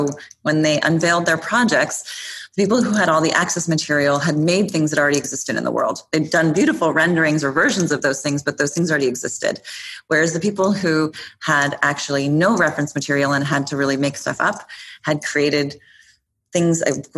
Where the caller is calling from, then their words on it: New York, United States; Soho, New York, and I'm a little tired.